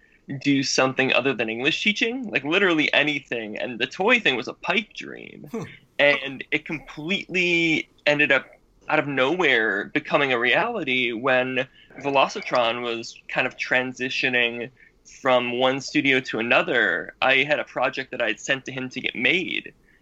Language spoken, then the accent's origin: English; Tonawanda, New York, United States; moved away as an adult; also born or lived in Boston; now in Japan; I'm originally from Buffalo, New York, actually a little suburb of Buffalo called Tonawanda. And after that, when I got out of high school, I ended up moving to Boston when I joined the Army, and I was there for about 10 years